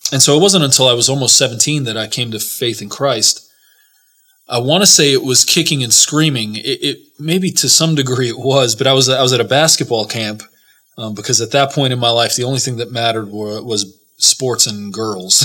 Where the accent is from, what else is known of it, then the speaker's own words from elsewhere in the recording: New York City, New York, United States; also born or lived in New Jersey; I grew up in New York City and in New Jersey